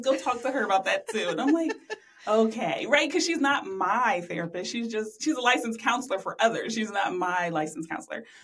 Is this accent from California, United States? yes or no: no; Columbus, Ohio, United States; I'm from Columbus, live in Columbus now.